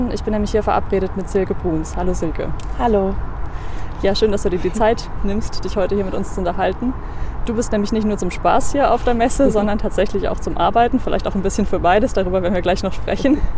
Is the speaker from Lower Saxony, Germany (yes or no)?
yes; Jever, Lower Saxony, Germany; also born or lived in Kiel; ich komme aus Jever, das ist im wunderschönen